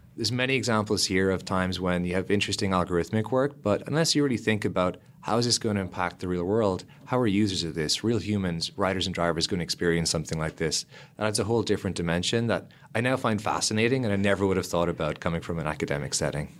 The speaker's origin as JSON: {"language": "English", "area": "Lismore", "region": "Munster", "country": "Ireland", "tie": "born or raised there", "also_born_or_lived": "Cork", "said": "I grew up in Ireland in a small country town called Ismore"}